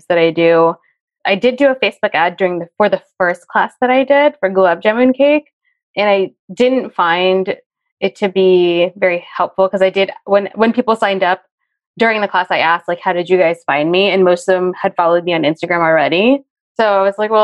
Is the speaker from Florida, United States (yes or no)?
no; New Jersey, United States; I grew up in a very, very Italian town of like area of New Jersey